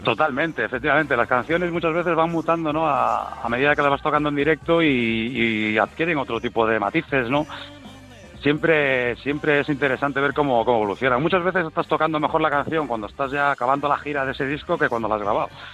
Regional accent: Galicia, Spain; yo soy gallego

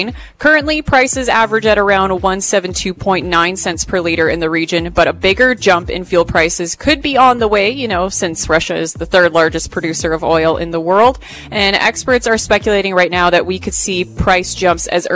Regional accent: Alberta, Canada; I grew up in Alberta where the legal drinking age is 18.

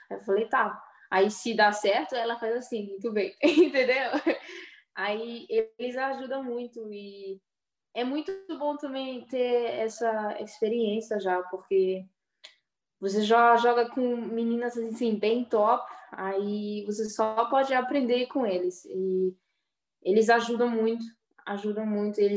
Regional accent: Brazil; Eu acho é porque eu sou brasileira, né?

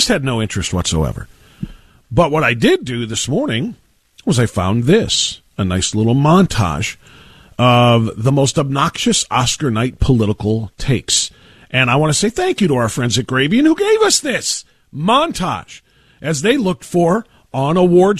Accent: Midwest, United States; I'm in the Midwest, and I'm a Midwesterner at heart. And yeah, I've lived in a couple of places, but this is always home.

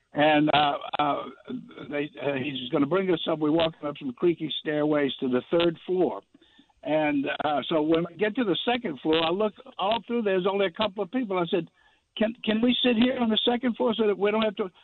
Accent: Baton Rouge, Louisiana, United States; I'm from Baton Rouge.

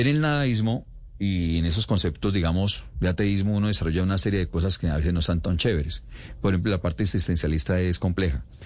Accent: Cali, Valle del Cauca, Colombia; Yo soy caleño

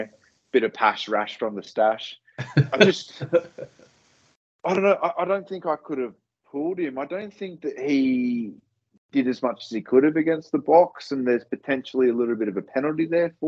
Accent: Queensland, Australia; I'm a Queenslander.

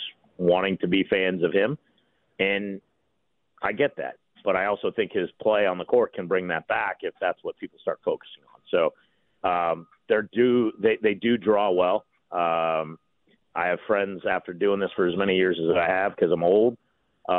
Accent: Walnut Creek, California, United States; also born or lived in Sacramento / Danville; I'm from originally from the East Bay area. So about 30 miles east of San Francisco, a little town called Walnut Creek, Danville.

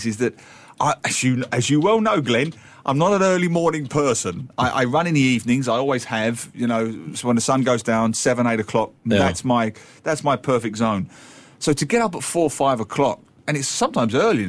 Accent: London, United Kingdom; now in Singapore; I'm from London

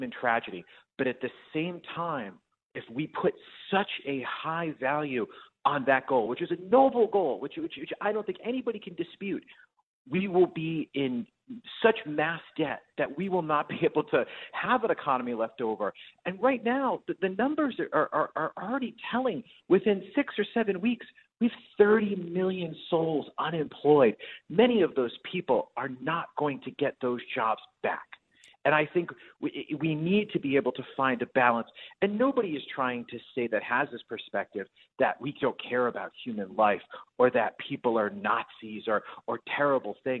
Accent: Rhode Island, United States; now in Maryland, United States; I am from Rhode Island. My mom and dad are in Providence, Rhode Island

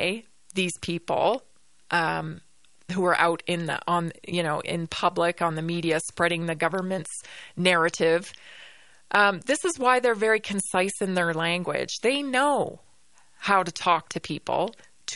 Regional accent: Canada; I'm Canadian or if it's because, you know, for where I grew up

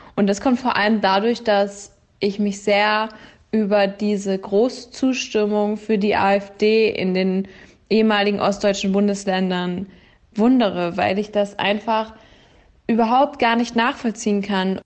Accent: Hamburg, Germany; moved away as an adult; now in Stuttgart, Germany; Ich bin aus Hamburg und studiere in Stuttgart

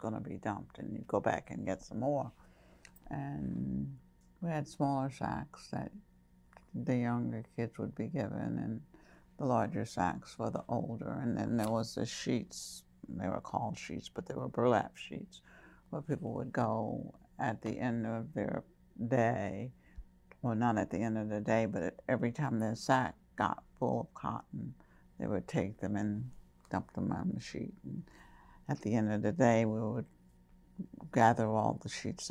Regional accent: Kingstree, South Carolina, United States; accent: Geechee; moved away; I grew up in King Street, in the country, on a farm.

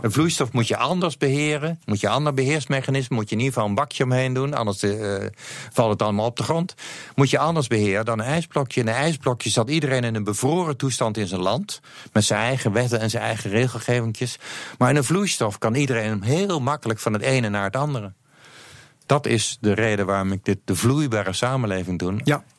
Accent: Netherlands; vinden wij het makkelijk als Nederlander om Nederlands te praten.

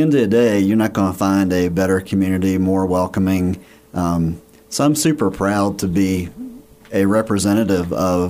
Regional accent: Roanoke, Virginia, United States; moved away as an adult; now in Radford, United States; I grew up in Roanoke. I'm a transplant. So I moved here 12, 13 years ago. I mean, I'm a Radford University alumni, so was familiar with the Radford area a little bit.

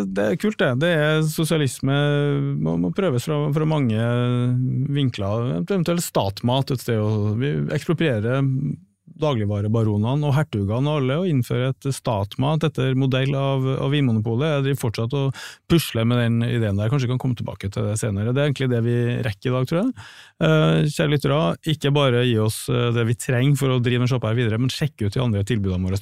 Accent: Trondheim, Trøndelag, Norway; nå er jeg fra Trondheim

